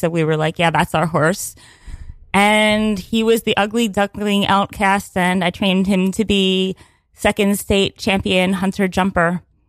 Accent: Pennsylvania, United States; Well, I grew up like in Pennsylvania, and I was obsessed with horses as a child

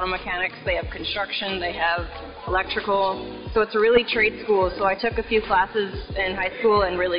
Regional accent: Swan River, Manitoba, Canada; I'm from Swan River, Manitoba.

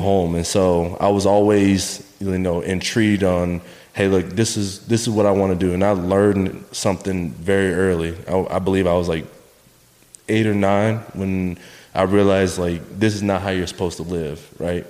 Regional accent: New Smyrna Beach, Florida, United States; we moved south, uh, 15 minutes south to New Smyrna Beach uh, Florida

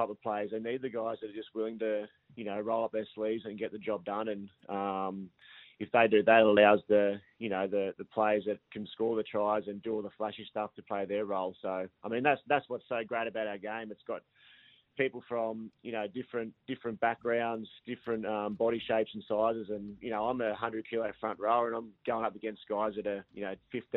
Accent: New South Wales, Australia; moved away; I grew up in Hadhead, which is about an hour south of Coffs Harbour.

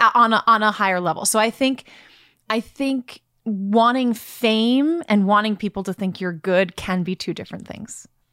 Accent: Brooklyn, New York, United States; I'm from Brooklyn

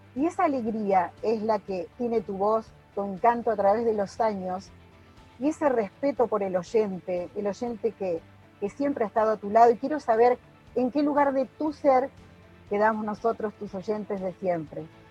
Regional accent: Paraná, Entre Ríos, Argentina; also born or lived in Santa Elena, Entre Ríos; Yo soy de aquí de Paraná, yo soy de Paraná, de Entre Ríos

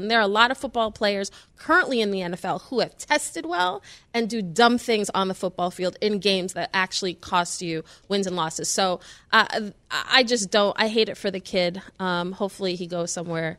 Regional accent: New York City, New York, United States; I'm from New York City

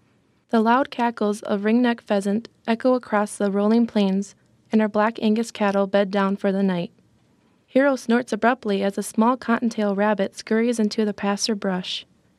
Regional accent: Winford, South Dakota, United States; I am a freshman in college. I'm from Winford, South Dakota.

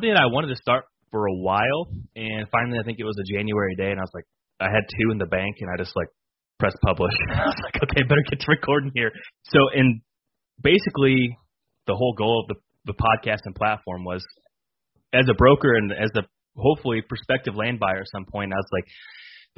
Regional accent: Illinois, United States; born and raised in Illinois

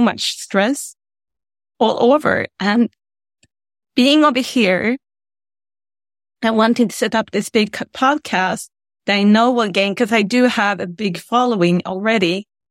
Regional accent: Sweden; now in United States; I'm from Sweden. I'm from Scandinavia. I live in the United States right now.

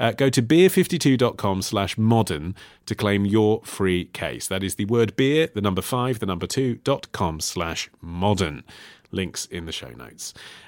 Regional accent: Toronto, Ontario, Canada; also born or lived in India / Spain; living in India, Spain, and now back in my hometown, Toronto.

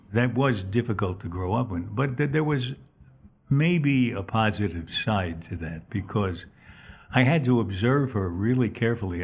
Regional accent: New York City, New York, United States; I was born in Manhattan on 33rd Street and thir- actually 32nd and 3rd Avenue

